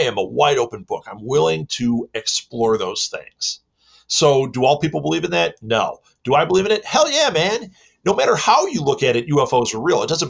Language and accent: English; Midwest, United States; I am from the Midwest in America